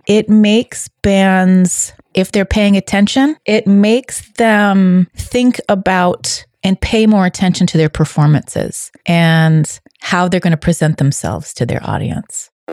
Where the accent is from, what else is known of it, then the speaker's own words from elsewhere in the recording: Boston, Massachusetts, United States; I am a Bostonian, a native New Englander